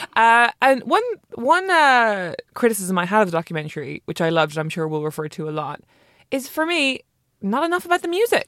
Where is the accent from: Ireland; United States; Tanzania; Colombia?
Ireland; I'm Irish